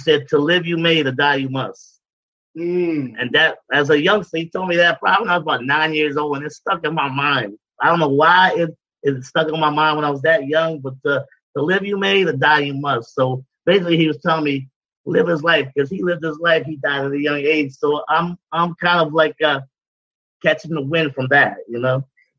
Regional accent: Brooklyn, New York, United States; I'm from Brooklyn, New York, baby. I grew up hustling. I grew up hustling, man. Like most of us out here, I grew up hustling.

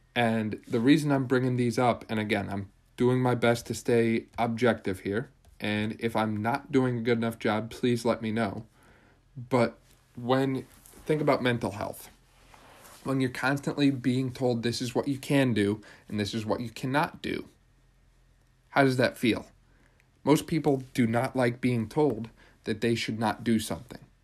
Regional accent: Pennsylvania, United States; Pennsylvania now, because this is my home state

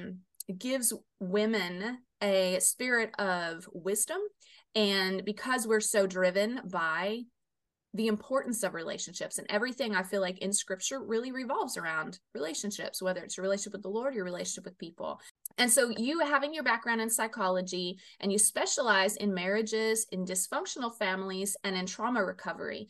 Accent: Phoenix, Arizona, United States; moved away; I'm originally from Phoenix

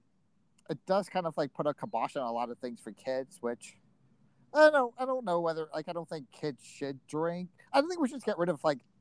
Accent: Rhode Island, United States; growing up in Rhode Island, our local serial killer was Craig Price

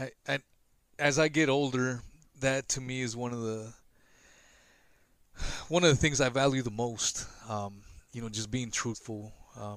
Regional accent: West Coast, United States; also born or lived in Los Angeles, California; now in Florida, United States; I was born in LA and I grew up in the pretty much in the West Coast.

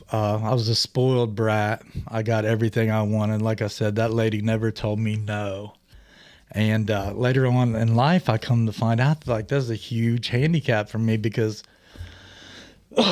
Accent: Greenfield, Ohio, United States; I'm 47. I grew up in Greenfield, Ohio

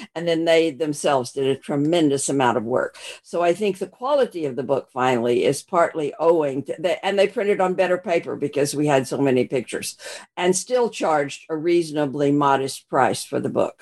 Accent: Arkansas, United States; moved away; also born or lived in Texas / Australia; I was born in Arkansas

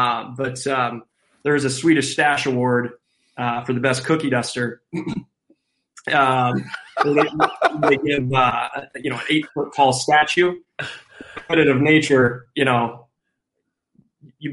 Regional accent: Western Iowa, United States; growing up in Western Iowa

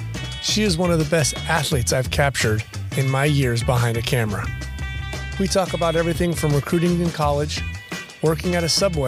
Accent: La Habra, California, United States; I'm a La Habra Highlander as well.

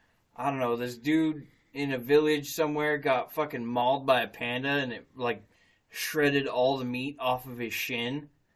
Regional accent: Idaho, United States

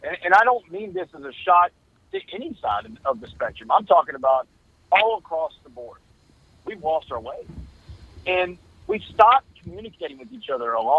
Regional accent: Texas, United States; we both played sports growing up in Texas

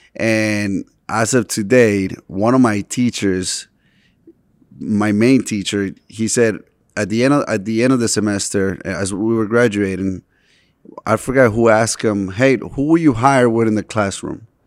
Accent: Boston, Massachusetts, United States; also born or lived in Medellín, Colombia; I grew up, um, in Boston

